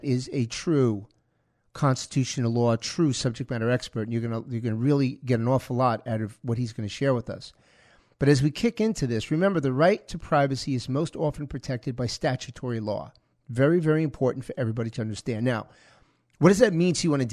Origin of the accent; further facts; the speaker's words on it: United States; I'm American